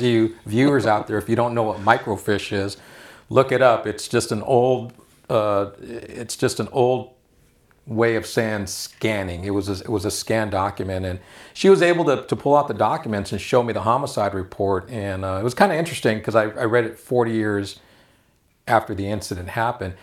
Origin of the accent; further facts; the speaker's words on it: Los Angeles, California, United States; We, we grew up in El Sereno